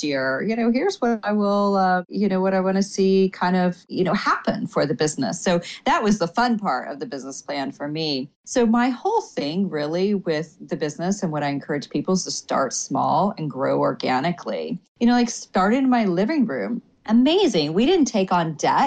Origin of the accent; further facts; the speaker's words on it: Oklahoma, United States; now in Washington, D.C., United States; small town girl. I mean, I'm originally from Oklahoma